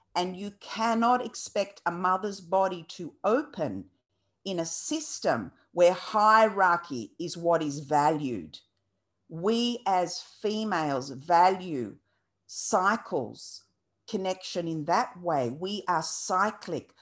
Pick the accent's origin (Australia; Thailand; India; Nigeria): Australia; also born or lived in Lebanon; brought to Australia as a two-year-old and was separated from my, from my mother, uh, had a stepmother who was Australian. My brother came as well to Australia. And so we grew up without our natural mother